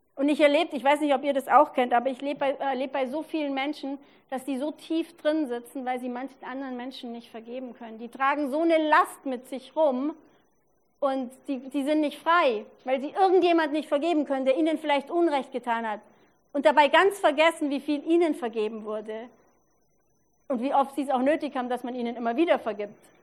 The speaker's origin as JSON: {"language": "German", "area": "Allgäu", "region": "Bavaria", "country": "Germany", "moved": "yes", "lives_now": "Regensburg, Germany", "said": "Ich war vergangene Woche im Allgäu, wo ich herkomme"}